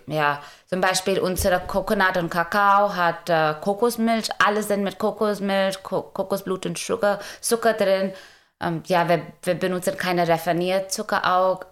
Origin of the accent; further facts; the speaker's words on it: India; German is a second language; moved away as an adult; now in Germany; ich komme ursprünglich aus Indien und bin seit äh, 2016 in Deutschland